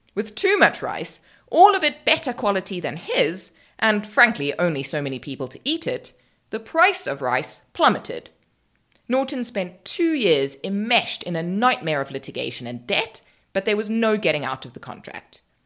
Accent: South Africa; I'm South African

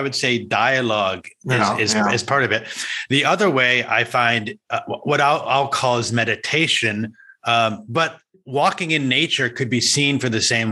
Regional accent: United States; I'm from America.

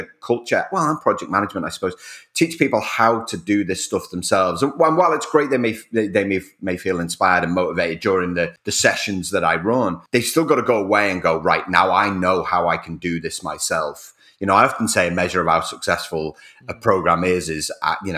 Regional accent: Rainhill, North West England, United Kingdom; also born or lived in Whiston; I was born in Wiston Hospital. Wiston is a suburb of Liverpool. It's east of Liverpool. It's about 8 miles away. And I grew up in a little village called Rain Hill.

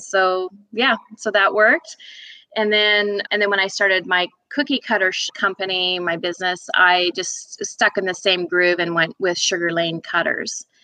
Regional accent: Fort St. John, British Columbia, Canada; moved away as an adult; also born or lived in Edmonton, Alberta; now in Georgia, United States; I grew up way up in Fort St. John, British Columbia

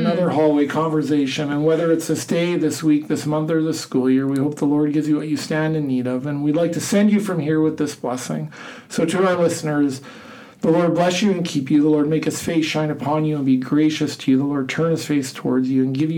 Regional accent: Canada; now in Iowa, United States; I like being Canadian

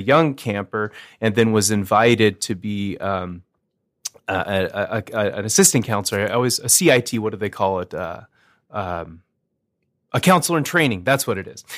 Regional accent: Northern Arizona, United States; now in Moorhead, United States; I was raised, uh, within the E L C A church, but, uh, in the Southwest. So I'm from Northern Arizona

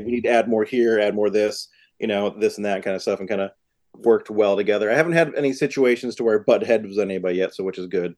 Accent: Massachusetts, United States; moved away as an adult; also born or lived in New York; I'm from Massachusetts and I lived in New York at the time

